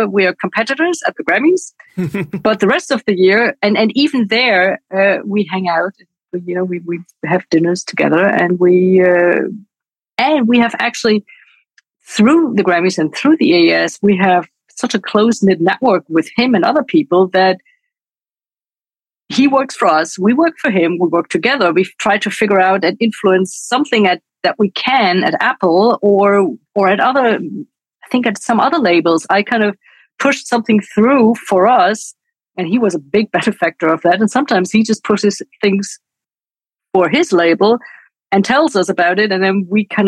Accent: Munich, Bavaria, Germany; I am from Munich, Bavaria, and I interned at this Bavarian radio

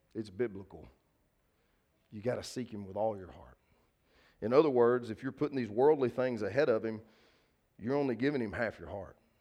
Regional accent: Linden, Texas, United States; First Baptist Church Linden, where I grew up as a kid. That's the church I went to.

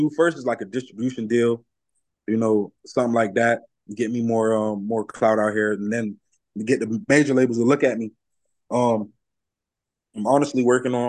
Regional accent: Broward County, Florida, United States; also born or lived in New Jersey; Jersey made me, Broward raised me.

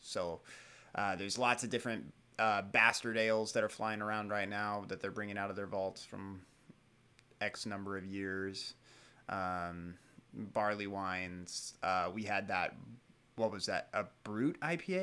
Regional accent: United States; I am an American, like, that's part of who I am. That's where I'm from.

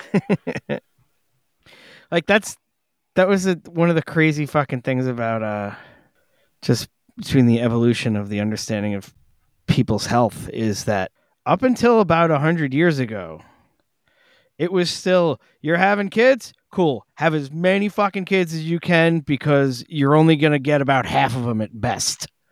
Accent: New York City, New York, United States; growing up on Staten Island

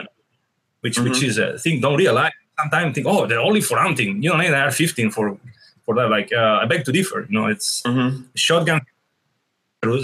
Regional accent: Venice, Veneto, Italy; English is a second language; moved away as an adult; now in United States; I'm from Venice, which is one of the ancient Republic of Italy, one of the most ancient Republic of Venice, which I'm proudly Venetian first and then Italian

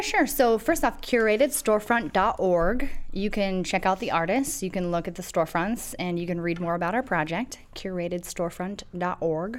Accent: Toronto, Ohio, United States; moved away as an adult; now in Akron, United States; I'm from Toronto, Ohio, which is very small

